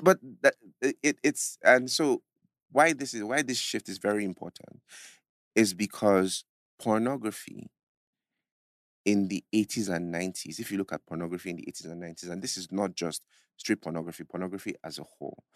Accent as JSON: {"language": "English", "country": "Nigeria", "said": "as a Nigerian, even as an African"}